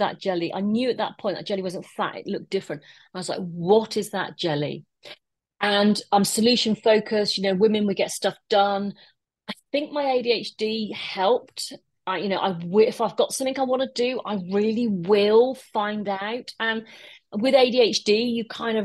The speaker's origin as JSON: {"language": "English", "town": "Wolverhampton", "region": "West Midlands", "country": "United Kingdom", "tie": "born or raised there", "said": "Wolverhampton, which is my hometown where I live"}